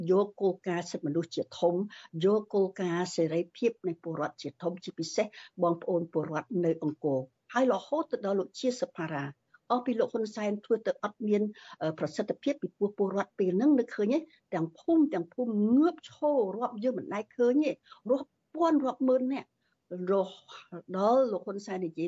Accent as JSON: {"language": "Khmer", "country": "Cambodia", "moved": "yes"}